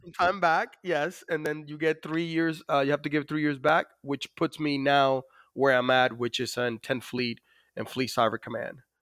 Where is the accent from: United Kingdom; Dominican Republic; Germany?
Dominican Republic; moved away; as you could probably notice from my accent, I was born in the Dominican Republic